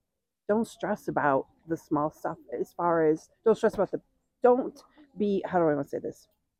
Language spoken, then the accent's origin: English; New York, United States; Yes, we're from New York and we served on a board in New York State.